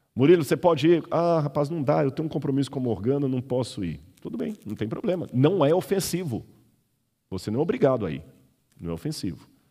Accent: Belo Horizonte, Minas Gerais, Brazil; Eu sou mineiro, de Belo Horizonte

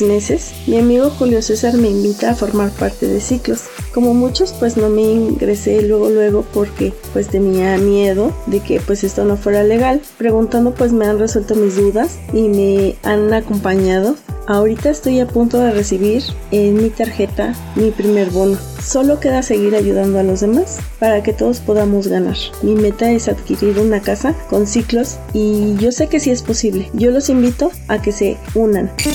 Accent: Mexico City, Mexico; Soy de la Ciudad de México

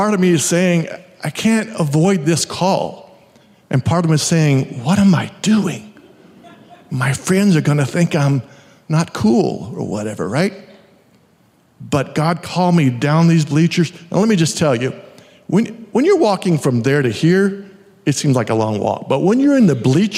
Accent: Hamilton, Texas, United States; my hometown of Hamilton, Texas

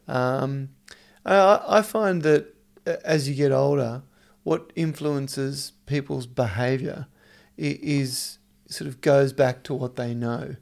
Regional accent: Victoria, Australia; moved away; also born or lived in Dubai; I grew up in Victoria

